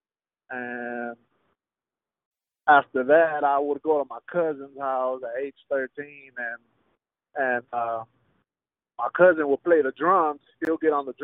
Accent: Houston, Texas, United States; first language Spanish; English is a second language; I grew up at the Heights area, bro. That's like maybe like, I want to say the center of Houston

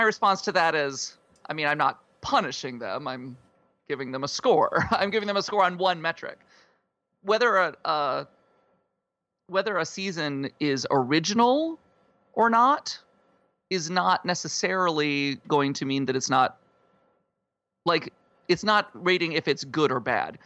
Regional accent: South Dakota, United States; I, uh, grew up in South Dakota.

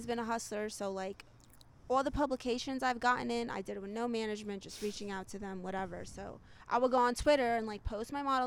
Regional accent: New York City, New York, United States; also born or lived in Orlando, Florida / Scarsdale, New York; I grew up in New York

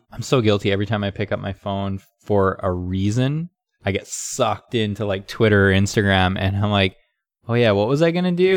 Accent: Canada; now in California, United States; I grew up in Canada, so it was cold in the winter.

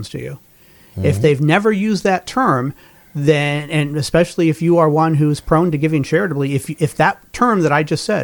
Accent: Colorado, United States; as a Denver Broncos fan growing up in Colorado during the Elway years

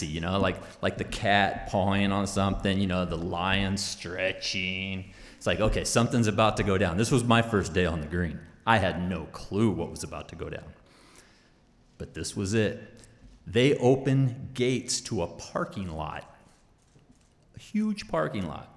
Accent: Northern California, United States; now in Idaho, United States; growing up in California

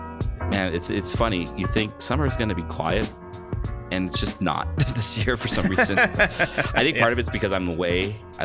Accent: Canada; I still don't know what it means to actually be a Canadian.

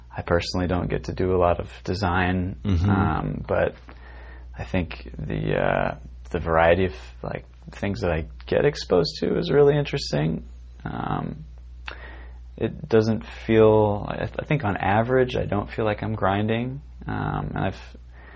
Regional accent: Medford, Oregon, United States; moved away as an adult; now in Portland, United States; I grew up in Southern Oregon

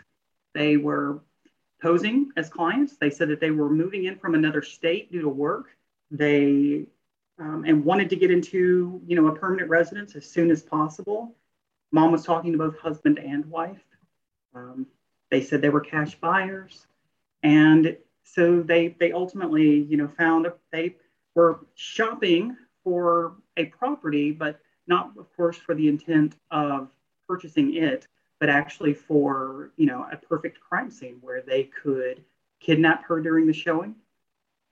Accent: Little Rock, Arkansas, United States; We are from the Little Rock, Arkansas area

